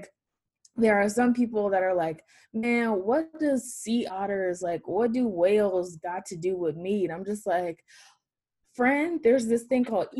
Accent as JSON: {"language": "English", "town": "Atlanta", "region": "Georgia", "country": "United States", "tie": "born or raised there", "said": "Born and raised in Atlanta, Georgia"}